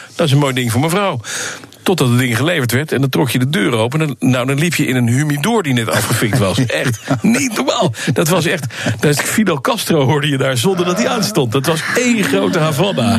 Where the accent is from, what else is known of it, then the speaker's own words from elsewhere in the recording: Heemstede, North Holland, Netherlands; Ik denk dat ik vijf of zes was en we rijden door heemsteden waar we toen woonden.